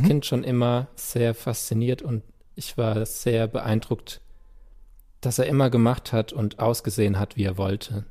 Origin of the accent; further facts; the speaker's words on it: Landau, Rhineland-Palatinate, Germany; first language German; Also an Gottramstein, wo ich aufgewachsen bin